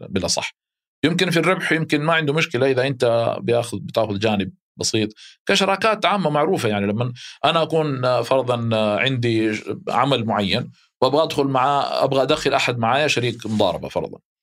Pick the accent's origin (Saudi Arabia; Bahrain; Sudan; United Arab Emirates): Saudi Arabia; Mecca, Makkah Province; اهلي هناك